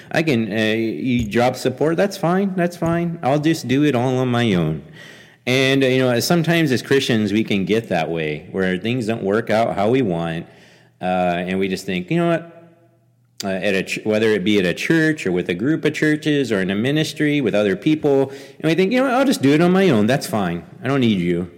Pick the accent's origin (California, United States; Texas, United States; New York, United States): Texas, United States; Angleton; also born or lived in Saint Petersburg, Russia; a church there in, in Angleton, Texas, my hometown